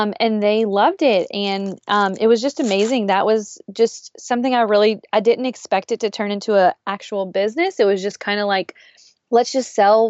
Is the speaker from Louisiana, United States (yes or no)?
yes; South Louisiana, United States; I am born and raised in South Louisiana